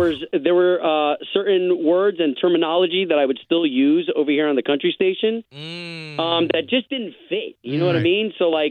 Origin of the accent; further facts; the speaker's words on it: Tampa, Florida, United States; now in Orlando, United States; I grew up in Tampa, so I went to high school there at Howard W. Blake School of Performing Arts.